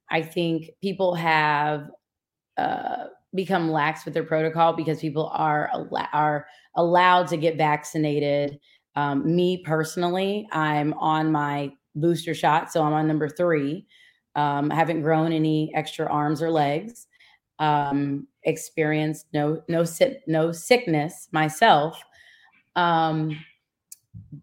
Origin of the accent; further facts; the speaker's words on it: Atlanta, Georgia, United States; also born or lived in Louisiana / Washington, D.C.; I'm from Atlanta, Georgia